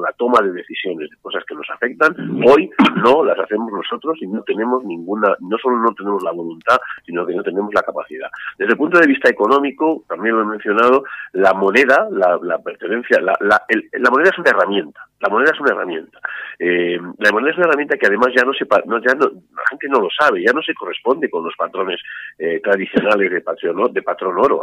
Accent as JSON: {"language": "Spanish", "country": "Spain"}